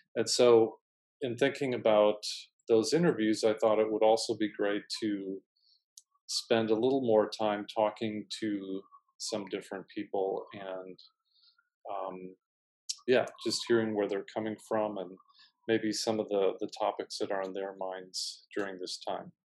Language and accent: English; Vienna, Austria; now in New York, United States; growing up in Vienna, I had the privilege to meet lots of artists